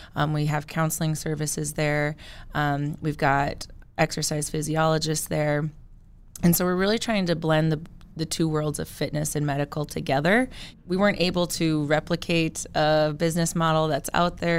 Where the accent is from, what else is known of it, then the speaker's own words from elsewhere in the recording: Killdeer, North Dakota, United States; moved away as an adult; now in Bismarck, United States; I am originally from Kildare, and so I did, I grew up there.